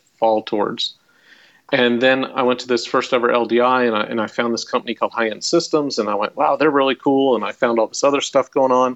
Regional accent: Irving, Texas, United States; the public school where I was growing up in Irving, Texas

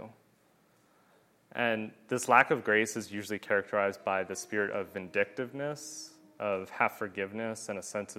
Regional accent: Pennsylvania, United States; moved away; I'm from Pennsylvania

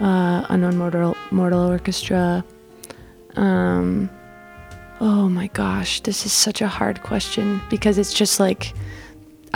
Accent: Utah, United States; moved away; growing up in Utah

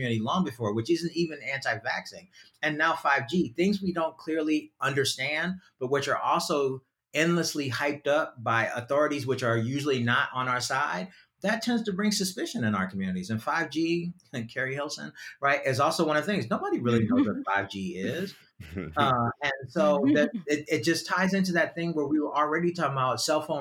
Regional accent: New York City, New York, United States; I grew up in New York City

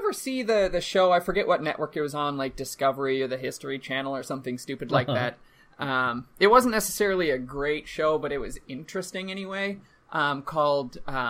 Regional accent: Minnesota, United States; as a Minnesotan, as a Midwestern

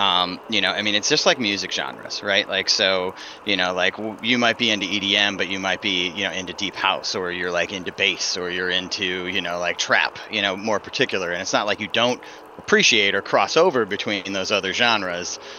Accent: Northville, Michigan, United States; moved away as an adult; also born or lived in Detroit, Michigan / Grand Rapids area, Michigan; now in Chicago, United States; I'm from Northville, I guess, technically, is where I went to high school

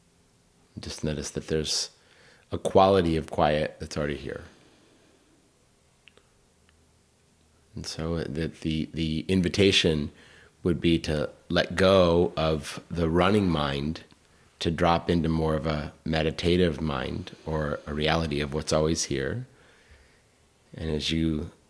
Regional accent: Northern Virginia, United States; growing up in Northern Virginia

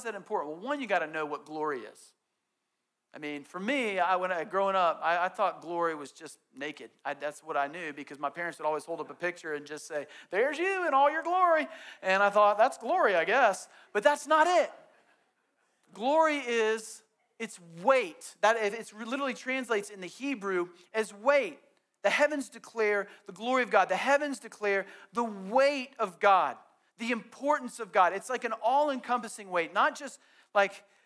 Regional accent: Southeast, United States; growing up in the Southeast

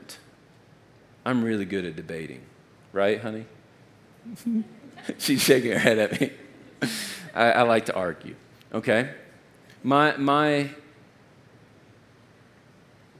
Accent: Texas, United States; I'm from Texas.

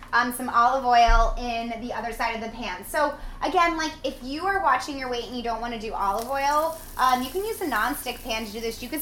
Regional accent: New Jersey, United States; I grew up in New Jersey.

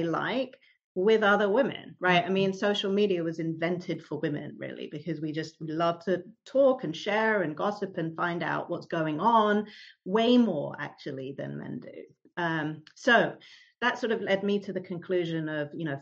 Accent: London, United Kingdom; moved away as an adult; now in New York City, United States; as you can probably tell from my accent, I'm originally from the UK. So I grew up in London. And I moved to New York City in 2007

